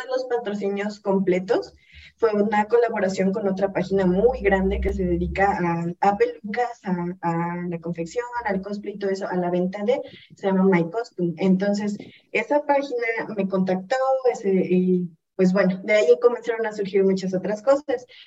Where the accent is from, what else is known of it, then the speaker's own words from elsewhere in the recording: Hidalgo, Mexico; yo soy del estado de Hidalgo